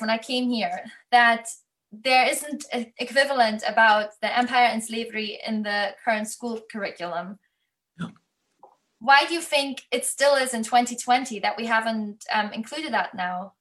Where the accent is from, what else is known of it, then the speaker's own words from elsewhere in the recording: Germany; moved away as an adult; now in United Kingdom; I'm from Germany. So I grew up in school with constantly learning about the Holocaust